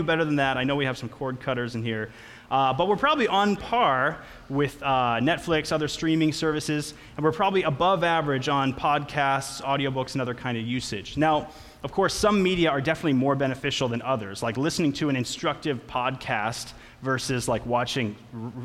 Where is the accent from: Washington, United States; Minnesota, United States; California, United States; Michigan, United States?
Minnesota, United States; Litchfield; I grew up with him in Litchfield, Minnesota